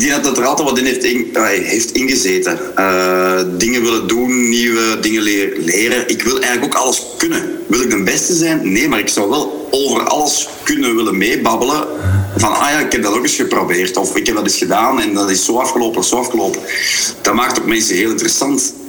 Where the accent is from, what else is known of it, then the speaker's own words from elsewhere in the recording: Grobbendonk, Flanders, Belgium; ben ik een Kempenaar in hart en ziel. En, en eh, zeker een Grobbelonkenaar of een Bouwelaar in hart en ziel.